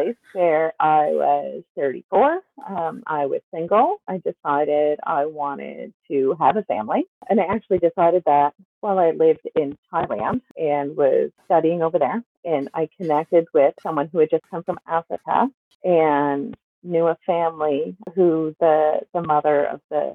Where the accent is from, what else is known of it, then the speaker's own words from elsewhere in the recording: Nova Scotia, Canada; I am from Nova Scotia. I live in Glasgow.